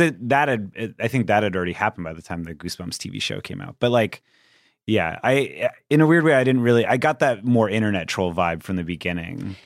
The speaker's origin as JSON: {"language": "English", "town": "Anaheim", "region": "California", "country": "United States", "tie": "born or raised there", "said": "I'm from Anaheim"}